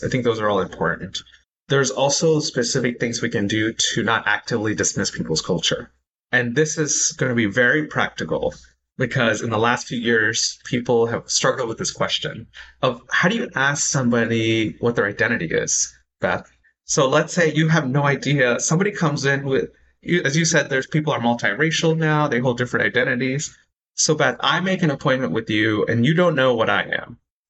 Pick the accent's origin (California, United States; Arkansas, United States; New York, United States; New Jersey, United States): California, United States; San Francisco; also born or lived in India; I was born in India, so I could say that. For many people who grew up here, I'm like, well, I don't know. I'm from U.S., San Francisco, right?